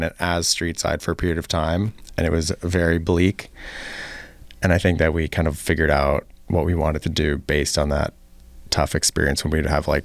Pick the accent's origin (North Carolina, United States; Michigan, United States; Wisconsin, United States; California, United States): California, United States; Los Angeles; also born or lived in Richmond, Virginia; now in Chicago, United States; I'm from Los Angeles